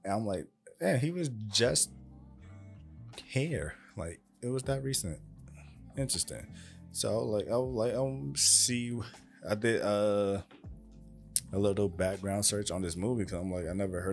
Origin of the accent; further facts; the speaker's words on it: New York, United States; obviously I'm from New York